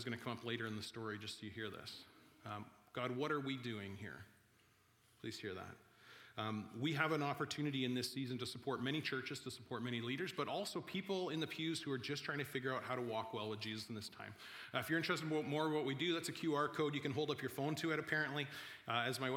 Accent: Vernon, British Columbia, Canada; I'm from Vernon in the Okanagan

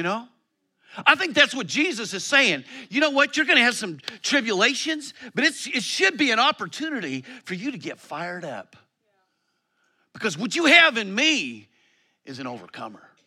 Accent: Colorado, United States; moved away; I come from Colorado

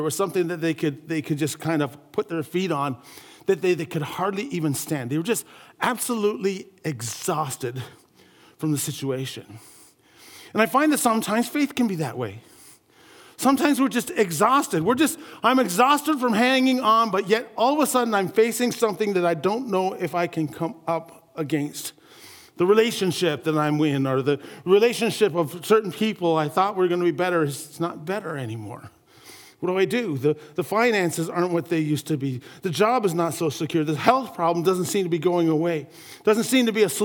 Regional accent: St. Catharines, Ontario, Canada; my hometown where there was a great big, it's called the Garden City Skyway. I come from St. Catharines, Ontario area

